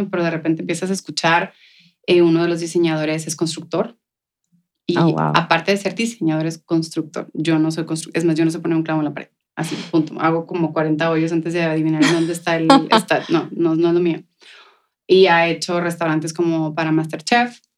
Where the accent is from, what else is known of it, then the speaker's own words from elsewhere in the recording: El Paso, Texas, United States; ¿De dónde vienes tú? Y luego, del Paso, Texas.